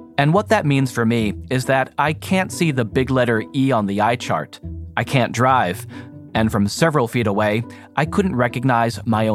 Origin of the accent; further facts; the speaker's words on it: New Jersey, United States; I'm from New Jersey, but I'm on the West Coast